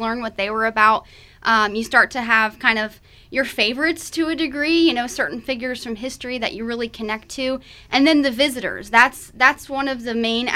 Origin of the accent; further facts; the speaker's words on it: near Williamsburg, Virginia, United States; I am from Virginia, closer to Williamsburg, and so I was surrounded by history